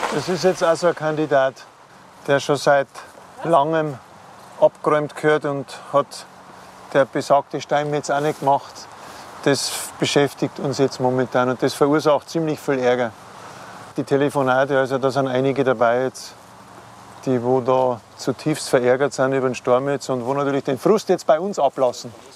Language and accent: German; Regensburg, Bavaria, Germany; bei uns in Bayern, in der Oberpfalz, Regensburg ist die Welt noch ein bisschen in Ordnung